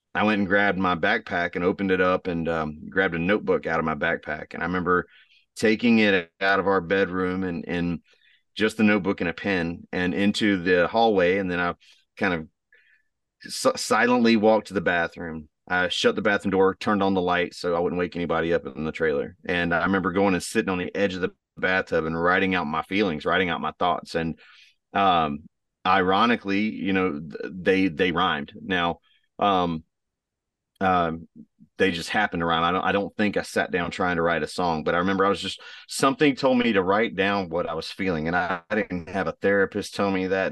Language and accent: English; Texas, United States; moved away; also born or lived in Raleigh, North Carolina; I'm from Texas originally